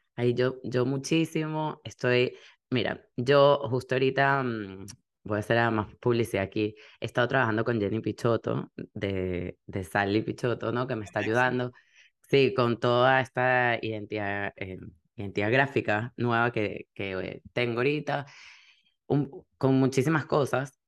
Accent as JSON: {"language": "Spanish", "country": "Venezuela", "moved": "yes", "lives_now": "Miami, United States", "said": "nosotros venimos de Venezuela"}